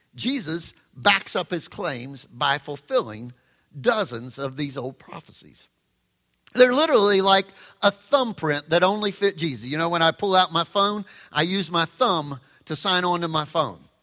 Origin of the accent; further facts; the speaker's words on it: the South, United States; I grew up in the South